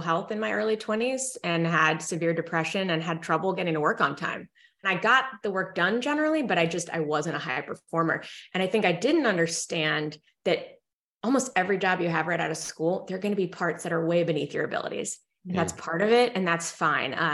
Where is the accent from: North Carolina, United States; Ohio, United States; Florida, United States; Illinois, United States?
Illinois, United States; Evanston; also born or lived in Philadelphia, Pennsylvania; my family moved to Evanston, Illinois, so right outside Chicago, where Northwestern is